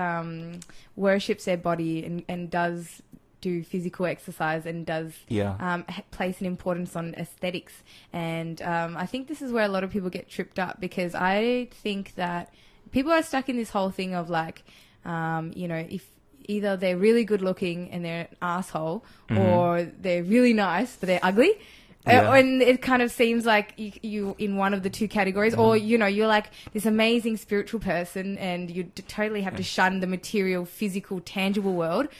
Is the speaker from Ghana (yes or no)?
no; Australia; also born or lived in Chile; when I came here to Australia, I kind of brought over that energy of South America, I guess, and growing up with a whole bunch of white kids in a white suburb